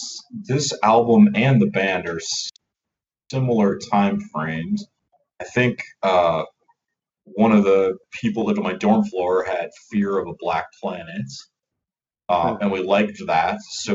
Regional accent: Minnesota, United States; moved away as an adult; also born or lived in Iowa; I grew up in Minnesota and went to college in Iowa

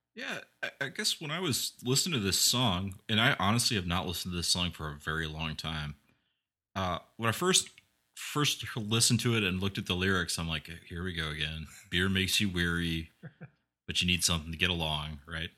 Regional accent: Iowa, United States; growing up in Iowa and coming from the Midwest

